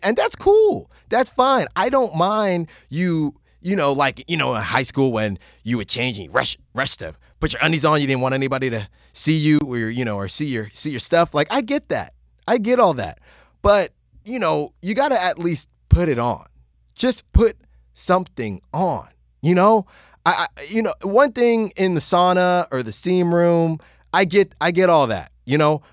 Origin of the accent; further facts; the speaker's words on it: Virginia, United States; I was born in Virginia.